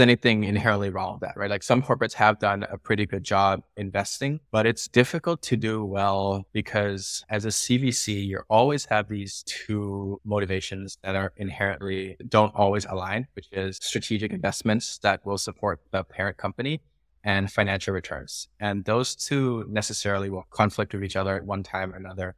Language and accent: English; Bangkok, Thailand; moved away as an adult; also born or lived in United States; I'm Thai, born and raised in Bangkok, lived here for eighteen years before moving to the U S, and then back in twenty twenty